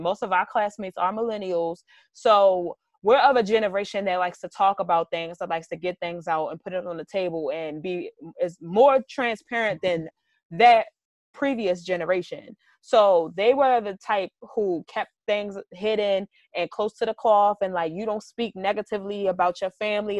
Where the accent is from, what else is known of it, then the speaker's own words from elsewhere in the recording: Baltimore, Maryland, United States; I grew up in Baltimore City